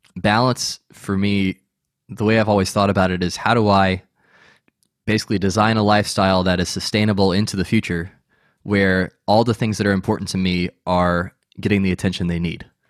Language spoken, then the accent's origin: English; United States; as an American